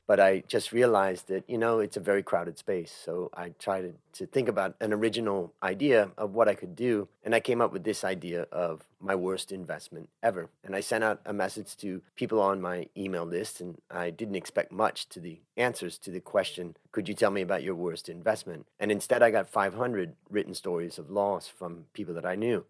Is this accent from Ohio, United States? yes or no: yes; Cleveland, Ohio, United States; moved away as an adult; also born or lived in California; now in Thailand; I grew up in Cleveland, Ohio